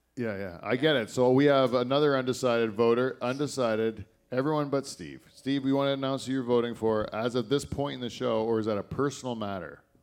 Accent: Canada; I only live here because I was born here

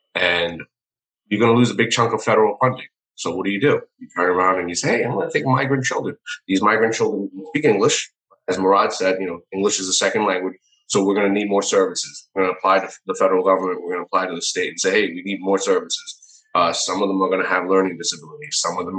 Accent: New York City, New York, United States; Well, I mean, I grew up in New York City, and I'm a product of the public school system.

